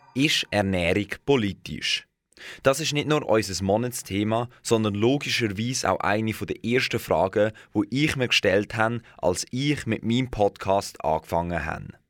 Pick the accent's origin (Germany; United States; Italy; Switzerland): Switzerland; bei uns in der Schweiz.